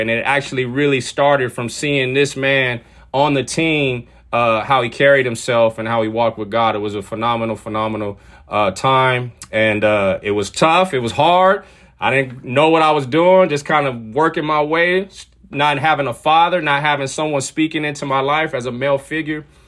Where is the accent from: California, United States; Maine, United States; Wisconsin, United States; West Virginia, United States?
California, United States; San Diego; also born or lived in Washington / Ukraine; I grew up in San Diego, California, where I currently live right now